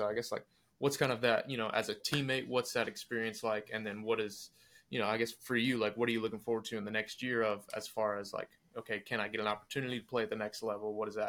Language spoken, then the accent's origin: English; Wilson, North Carolina, United States; I grew up in Wilson, North Carolina